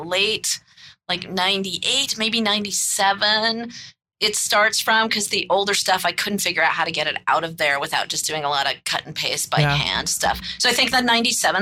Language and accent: English; United States; the United States